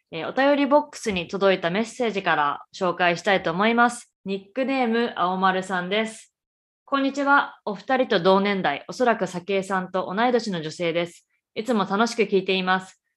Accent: Japan; moved away as an adult; also born or lived in Canada; now in Boston, United States; 日本生まれ日本育ち

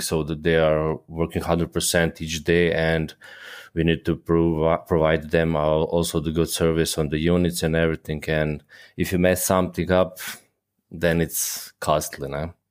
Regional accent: Croatia; moved away as an adult; now in Germany; born and raised in Croatia, but I'm currently living in Germany

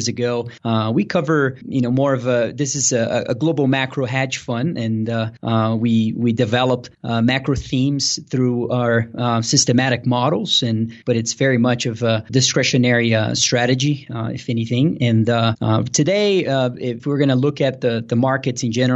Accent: Brazil; moved away as an adult; now in Denver, United States; I was born and raised in Brazil and moved here to the U.S. to play tennis in college back about 10 years ago. And I moved here to Denver

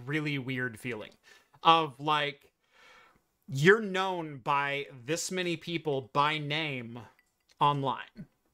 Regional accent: Eugene, Oregon, United States; I grew up in the Eugene Springfield metro area, um, of Oregon.

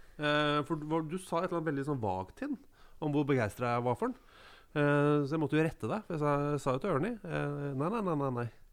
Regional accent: Molde, Møre og Romsdal, Norway; jeg er født i Molde

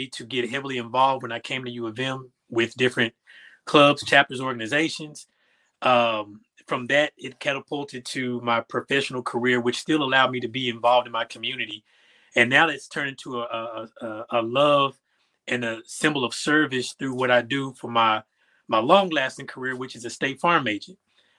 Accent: Little Rock, Arkansas, United States; I was born in 86, so that era was a heavy crack epidemic era. So Little Rock was a rough and tumble place to grow up in.

